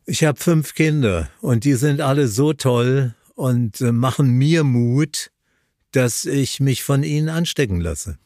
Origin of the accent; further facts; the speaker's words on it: Linz, Upper Austria, Austria; meine Sendung aus Linz an der Donau, wo ich geboren bin. Das wird ein Heimspiel für mich.